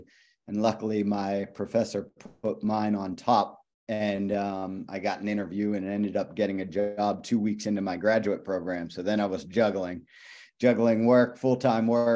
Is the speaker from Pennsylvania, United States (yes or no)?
yes; Pittsburgh, Pennsylvania, United States; moved away as an adult; also born or lived in Liverpool; I'm from Pittsburgh